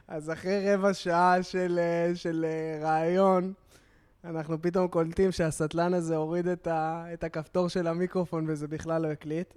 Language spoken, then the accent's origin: Hebrew; Tel Aviv, Tel Aviv District, Israel; אני גדלתי ביד אליהו, אז כאילו, אני ת, תל אביבי